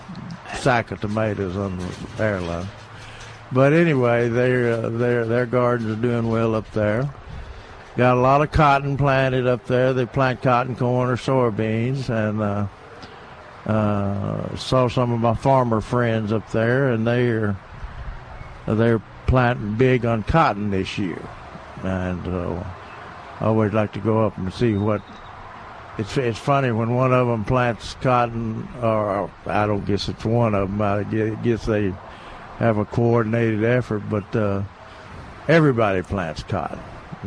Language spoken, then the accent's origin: English; near Memphis, Tennessee, United States; now in Texas, United States; When I say Tennessee, I mean my hometown there, right outside of Memphis.